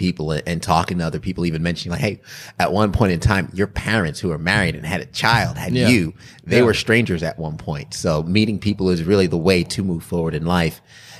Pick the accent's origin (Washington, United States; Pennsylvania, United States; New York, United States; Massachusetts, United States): New York, United States; moved away as an adult; also born or lived in Saginaw; now in Greenville, United States; because I came from New York and like you, I never thought I would leave New York.